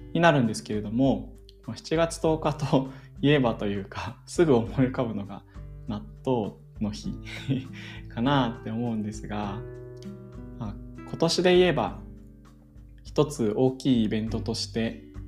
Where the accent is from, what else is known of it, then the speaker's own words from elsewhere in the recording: Saitama, Japan; 僕はあの埼玉の生まれなんですけれども小学校とか中学校は地元の学校に通っていました